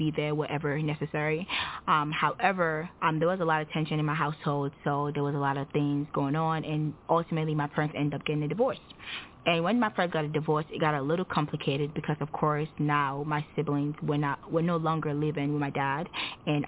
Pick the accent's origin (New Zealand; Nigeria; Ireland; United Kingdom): Nigeria; now in United States; I am Nigerian. I relocated to the United States in 2009